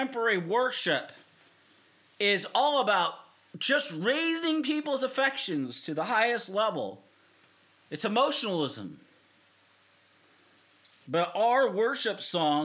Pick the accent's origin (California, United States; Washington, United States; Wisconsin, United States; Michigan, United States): Washington, United States; Seattle; now in Southern Oregon, United States; I'm from, born and raised in Seattle. I live here in Southern Oregon